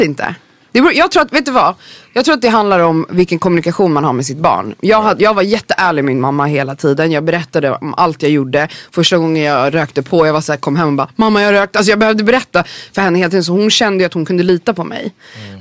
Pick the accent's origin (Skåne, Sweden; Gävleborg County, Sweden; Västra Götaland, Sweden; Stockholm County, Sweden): Stockholm County, Sweden; Stockholm; jag är uppväxt där